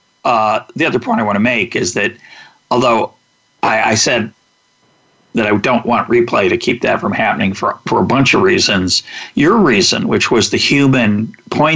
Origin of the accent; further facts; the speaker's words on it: United States; I was born in the United States. I got an enormous advantage in 1954 that I was born in the United States